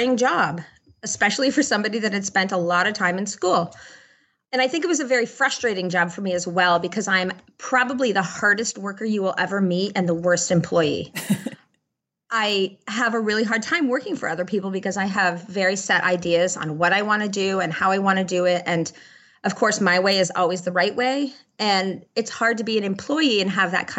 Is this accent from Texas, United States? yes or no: no; Middlebury, Vermont, United States; also born or lived in Maine / North Carolina; I was born in Middlebury, which is where my studio is, and raised in the same house that my mom was raised in.